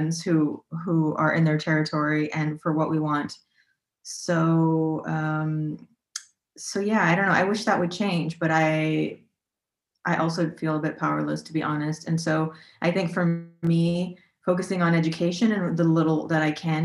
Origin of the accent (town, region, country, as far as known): United States; moved away as an adult; now in Berlin, Germany